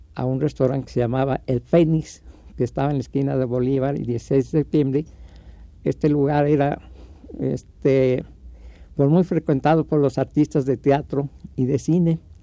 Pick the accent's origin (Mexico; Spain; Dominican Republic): Mexico; Mexico City; yo nací en la zona roja que existía en ese tiempo, en la calle eh, donde yo nací se llamaba Callejón del Órgano